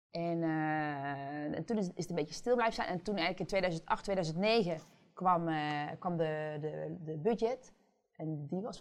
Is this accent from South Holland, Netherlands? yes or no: no; Limburg, Netherlands; ik kom uit Limburg.